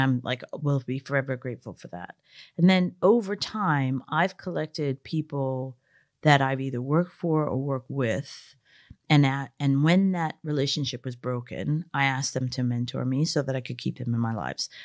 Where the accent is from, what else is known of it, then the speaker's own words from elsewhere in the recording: United States; I grew up working class in America.